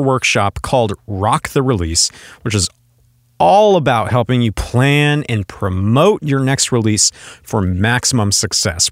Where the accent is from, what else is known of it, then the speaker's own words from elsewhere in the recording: Portland, Oregon, United States; here in the local Portland music scene, which is my hometown